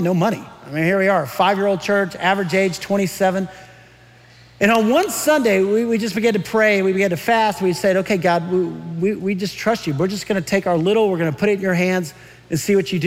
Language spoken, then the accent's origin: English; San Antonio, Texas, United States; moved away; I grew up in San Antonio, Texas, which is about 85 miles from Uvalde